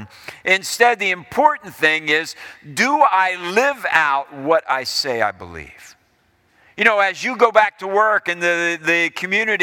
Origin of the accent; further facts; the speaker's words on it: Ohio, United States; as I was growing up in Ohio, we moved to Ohio in 1970, and I was in the sixth grade.